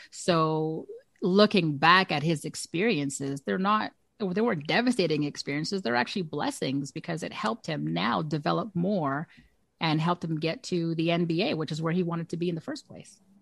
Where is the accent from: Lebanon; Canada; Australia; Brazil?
Canada; as a Canadian